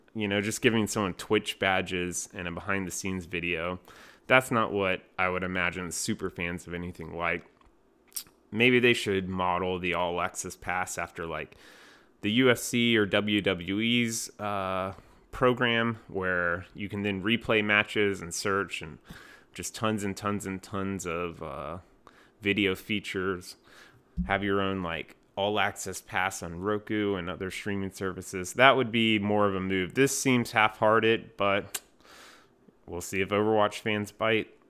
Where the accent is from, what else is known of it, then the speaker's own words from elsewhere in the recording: North Carolina, United States; North Carolina, my home state